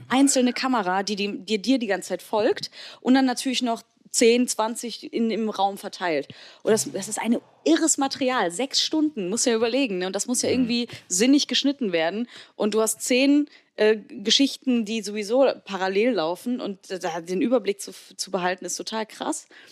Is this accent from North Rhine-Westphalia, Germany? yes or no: yes; Heinsberg, North Rhine-Westphalia, Germany; ich komme ja auch vom Dorf, ich komme aus Heinsberg.